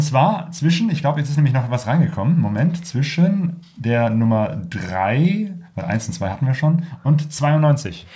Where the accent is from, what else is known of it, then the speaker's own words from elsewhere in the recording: near Cologne, North Rhine-Westphalia, Germany; ich komme ja aus der Nähe von Köln